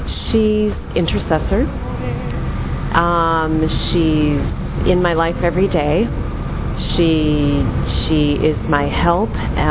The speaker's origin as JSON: {"language": "English", "country": "United States", "said": "I'm from the United States."}